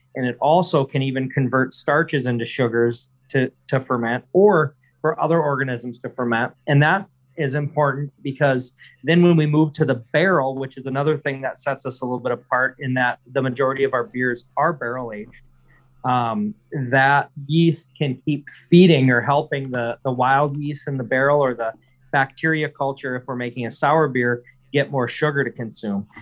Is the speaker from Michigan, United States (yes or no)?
yes; Michigan's Upper Peninsula, United States; I'm from Michigan's Upper Peninsula. So I grew up in a very rural area, actually working on a dairy farm